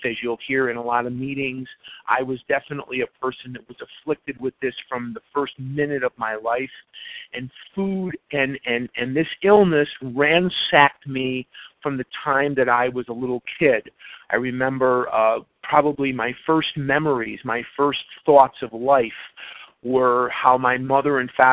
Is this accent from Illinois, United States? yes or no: yes; Chicago, Illinois, United States; now in Scottsdale, United States; I'm originally born and raised in Chicago. I currently reside in Scottsdale, Arizona